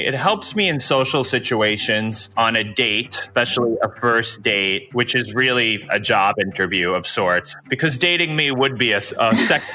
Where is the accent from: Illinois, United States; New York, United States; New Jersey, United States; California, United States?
New York, United States; moved away as an adult; now in Los Angeles, United States; I grew up as a New Yorker.